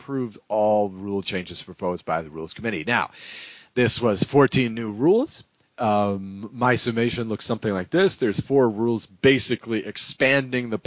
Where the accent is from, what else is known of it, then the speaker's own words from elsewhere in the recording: New England, United States; I'm from New England.